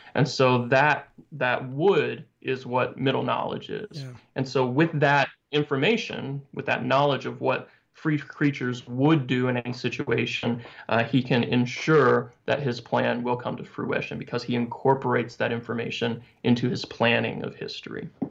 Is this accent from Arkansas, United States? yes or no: yes; Arkansas, United States; I grew up in Arkansas, so that's like a whole different dialect right there.